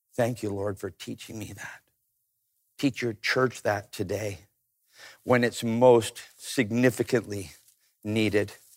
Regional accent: Canada; I grew up in Canada

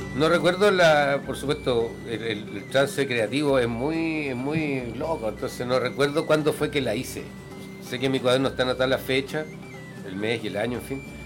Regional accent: Chile; yo soy un cantautor chileno

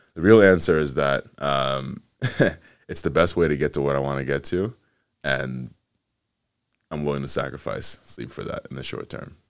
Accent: Atlanta, Georgia, United States; also born or lived in Ghana; Spent most of my time in the U S growing up in Atlanta, just outside of Atlanta in the suburbs

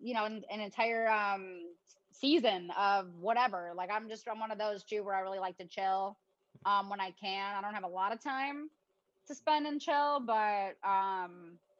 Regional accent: Chicago, Illinois, United States; moved away as an adult; also born or lived in Arizona; I'm from Chicago

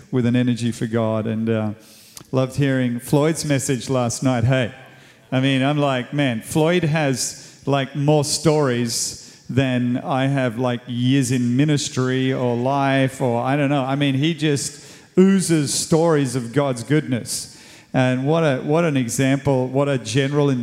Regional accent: Sydney, New South Wales, Australia; moved away as an adult; now in Cape Town, South Africa; I moved from Australia. I was Australian.

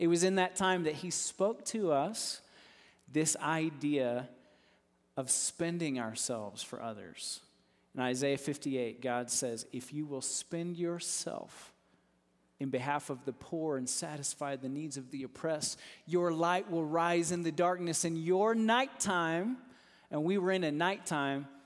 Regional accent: Texas, United States; I grew up in Texas. And so I know we've got some Texans in here, and us Texans

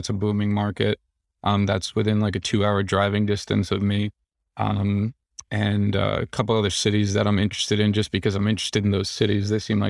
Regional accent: New York City, New York, United States; I come from the New York City area. The food just doesn't hold a candle to what I'm used to.

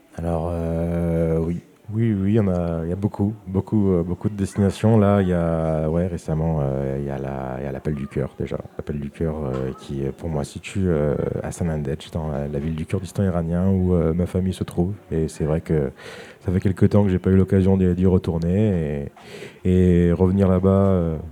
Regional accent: Saint-Étienne, Auvergne-Rhône-Alpes, France; je suis, né en France, j'ai grandi à Saint-Étienne

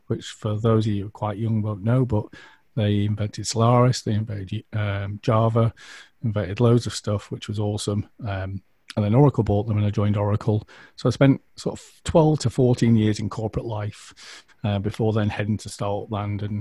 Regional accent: United Kingdom; we're British

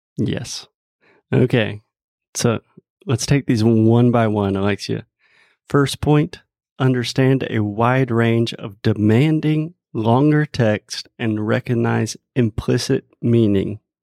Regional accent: United States; first language English; me as a native English speaker from the United States

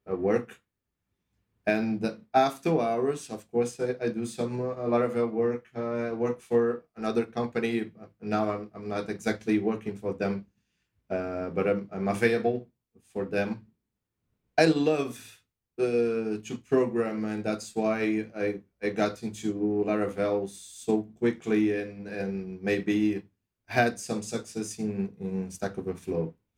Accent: Brazil; also born or lived in Europe; I'm from Brazil originally

